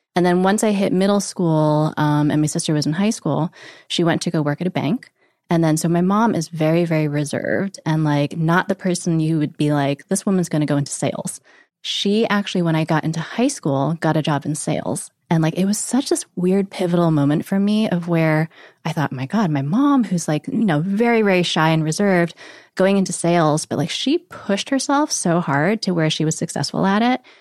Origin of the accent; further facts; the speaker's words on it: Monroe, Connecticut, United States; also born or lived in Warwick, New York; So I grew up in a little town called Monroe, Connecticut. So I was back, actually born in Warwick, New York, and then at some point my parents moved to Connecticut.